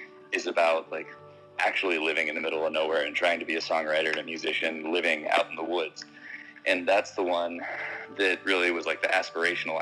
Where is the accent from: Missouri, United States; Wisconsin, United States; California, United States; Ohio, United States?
California, United States; a little bit north of Yosemite, Northern; also born or lived in Bay Area, California; I grew up in a really small town in like Northern California